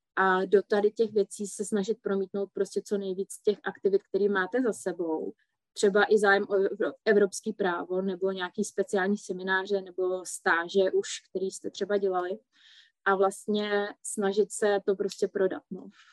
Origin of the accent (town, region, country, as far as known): Czechia